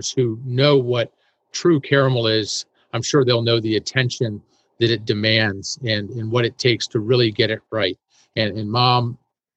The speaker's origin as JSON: {"language": "English", "town": "Annapolis", "region": "Maryland", "country": "United States", "tie": "born or raised there", "also_born_or_lived": "Washington, D.C.", "said": "I was born in Washington, D.C., and grew up in Annapolis, Maryland"}